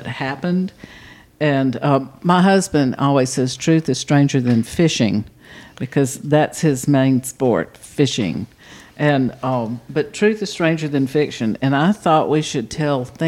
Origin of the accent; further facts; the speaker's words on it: Auburn, Alabama, United States; I grew up in Auburn